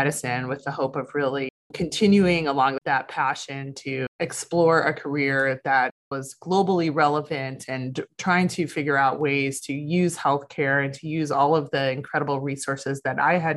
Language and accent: English; Toledo, Ohio, United States; now in San Diego, United States; I grew up in Toledo, Ohio